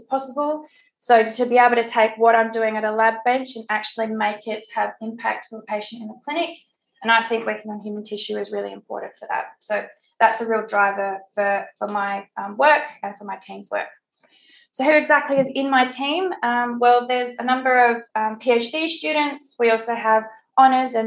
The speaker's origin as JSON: {"language": "English", "town": "Adelaide", "region": "South Australia", "country": "Australia", "moved": "yes", "said": "I'm from Adelaide originally"}